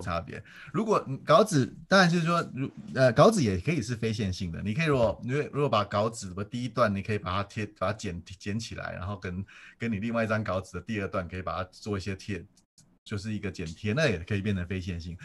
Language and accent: Chinese; Taiwan; moved away as an adult; also born or lived in United States; 我们台湾人